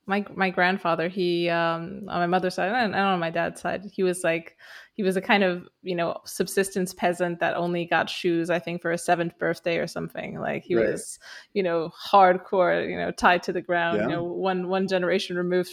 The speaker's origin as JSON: {"language": "English", "country": "Romania", "tie": "born or raised there", "second_language": "English", "moved": "as an adult", "said": "I grew up in Romania, and I spent most of my life there, and then I moved to the West and worked there for about 10 years"}